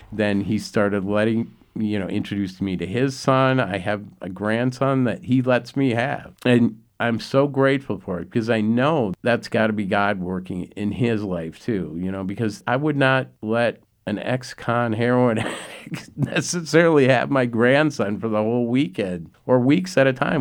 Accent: Minneapolis, Minnesota, United States; I was raised in South Minneapolis.

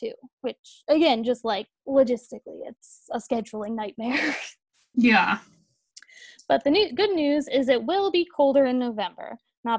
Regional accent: United States; I'm American

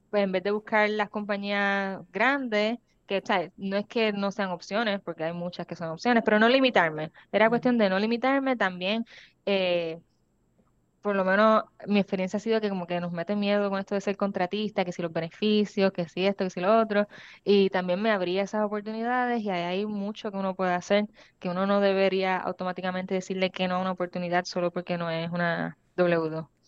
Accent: Washington, District of Columbia, United States; now in Puerto Rico; yo me sorprendí cuando estuve buscando plan médico porque yo pues, vengo de DC y yo estoy pensando que wow, estos son un montón de chavos porque mi primer trabajo en Puerto Rico eh, me ofrecían plan médico americano

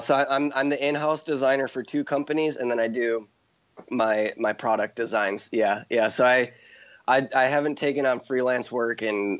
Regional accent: Midwest, United States; and that's me from growing up in the Midwest, knowing like I from a little kid, I knew I wanted to live in Hawaii.

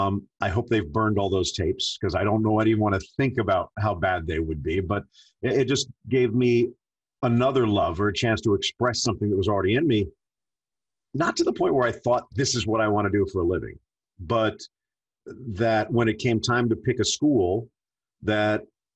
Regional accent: South Florida, United States; also born or lived in California; grew up in South Florida. I was born in California, but moved out here when I was 6 months old. So pretty much South Florida was all I knew.

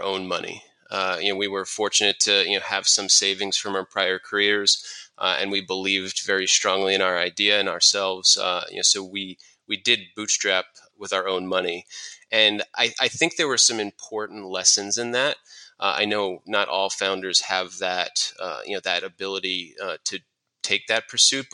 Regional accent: New York, United States; I'm originally from New York

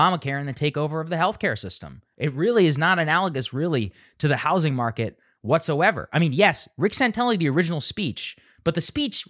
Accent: College Station, Texas, United States; I'm from College Station

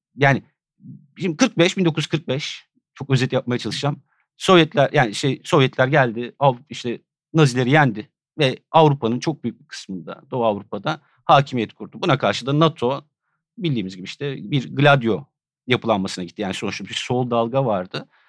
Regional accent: Edirne, Turkey; Ben Edirne'de büyüdüm yani. Küçücük bir kent burası.

